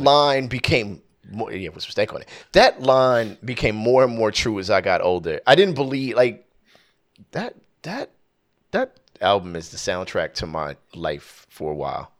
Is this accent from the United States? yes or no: yes; Southern California, United States; I'm from Southern California, born and raised, no plans of leaving whatsoever.